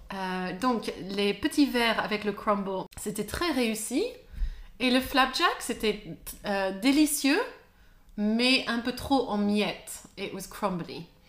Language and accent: French; France; je suis française